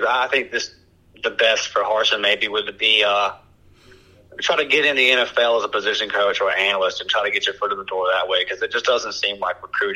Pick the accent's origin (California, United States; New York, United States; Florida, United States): Florida, United States; Pensacola; also born or lived in Brewton, Alabama; I was born in Bruton, Alabama, raised in Pensacola, Florida